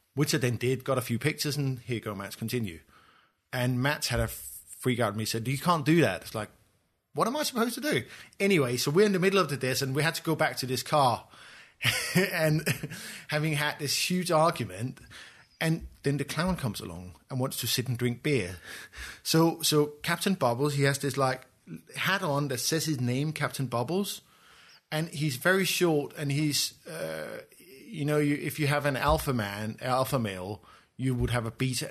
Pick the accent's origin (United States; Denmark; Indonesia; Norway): Denmark; Copenhagen, Capital Region of Denmark; my background is I grew up in Copenhagen